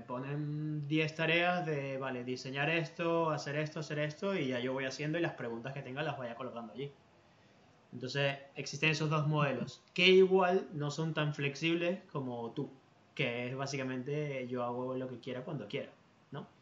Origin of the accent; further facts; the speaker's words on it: Venezuela; now in Spain; yo como, venezolano